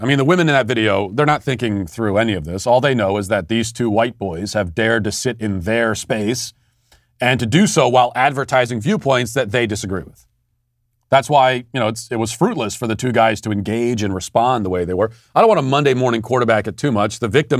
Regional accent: United States; I want to say that I am a member of and a participant in American culture because I am American.

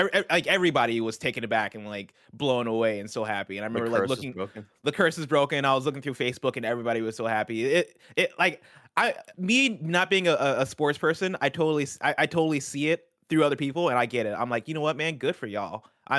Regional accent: Illinois, United States; growing up in Central Illinois, I was around a lot of people who are Cubs fans.

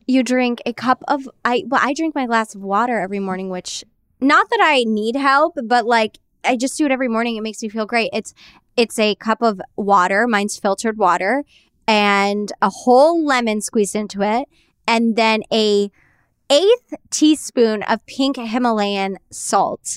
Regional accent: New York, United States; I grew up in New York, Jersey Shore

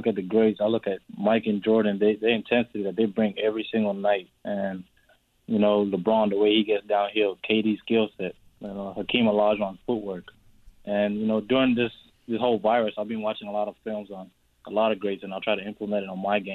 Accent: Australia; also born or lived in South Sudan / Canada; now in United States; I'm South Sudanese, you know. I grew up in Australia.

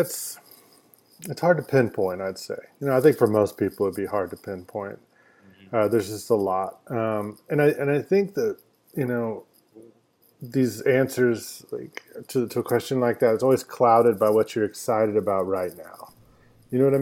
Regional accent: Denton, Texas, United States; I grew up in Denton, Texas, which is north of Dallas and Fort Worth

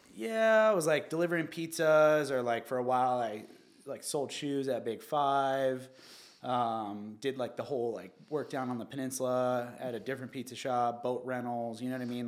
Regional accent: Newport Beach, California, United States; also born or lived in Santa Ana / Costa Mesa; I was born at Hogue Hospital in Newport. I was raised, um, Santa Ana, uh, Costa Mesa, Newport Beach eventually.

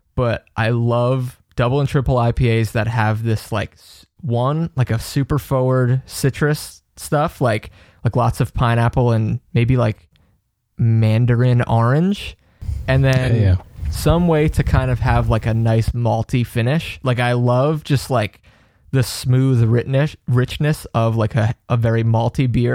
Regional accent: North Carolina, United States; I'm from North Carolina.

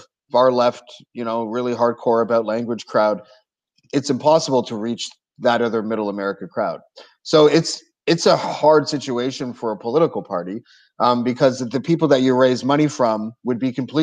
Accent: Montreal, Quebec, Canada; I was born in Montreal

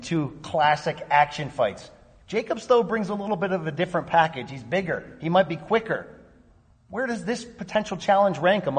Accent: Connecticut, United States; my home state of Connecticut.

